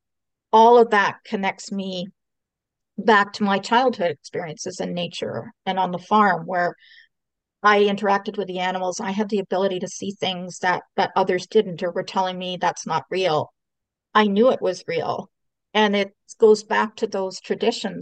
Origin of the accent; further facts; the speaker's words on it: Canada; I was born here in Canada, so I'm first generation Canadian